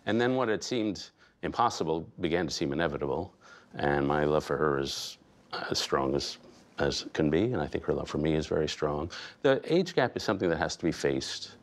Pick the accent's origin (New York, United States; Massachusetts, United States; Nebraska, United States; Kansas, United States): New York, United States; New York City; I grew up in Greenwich Village in the, that period, so I was sort of surrounded by hippies